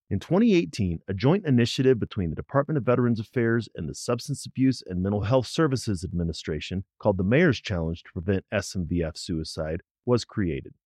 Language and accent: English; St. Louis, Missouri, United States; I'm from Missouri, but probably not the Missouri you're thinking of. I grew up in Saint Louis